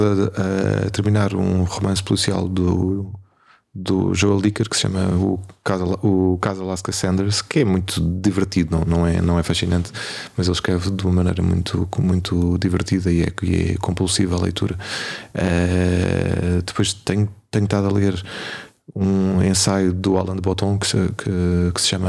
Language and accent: Portuguese; Portugal; nós somos portugueses